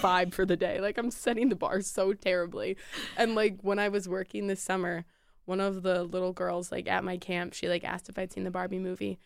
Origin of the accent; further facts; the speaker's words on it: Grosse Pointe, Michigan, United States; I'm from Metro Detroit as well, Grosse Pointe.